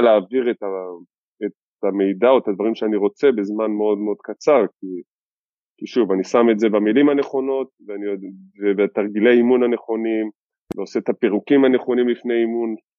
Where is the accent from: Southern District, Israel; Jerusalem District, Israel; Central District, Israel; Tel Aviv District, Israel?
Tel Aviv District, Israel; Givatayim; גדלתי בגבעתיים